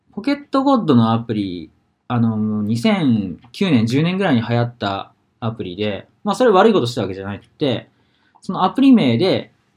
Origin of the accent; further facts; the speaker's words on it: Hokuriku, Japan; now in Sapporo, Japan; 地元北陸なんで